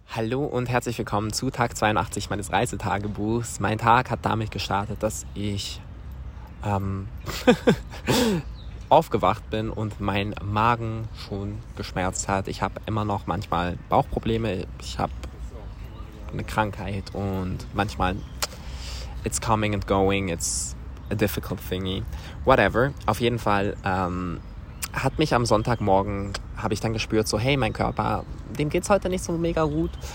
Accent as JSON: {"language": "German", "country": "Switzerland", "said": "Und dann hab ich so gesagt, aus der Schweiz"}